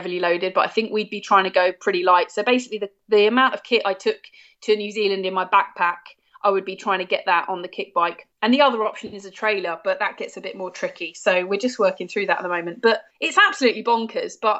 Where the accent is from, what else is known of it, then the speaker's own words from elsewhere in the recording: United Kingdom; as a British citizen